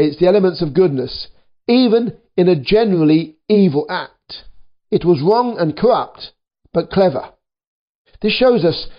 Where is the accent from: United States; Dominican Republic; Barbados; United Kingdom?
United Kingdom; I'm a British worker too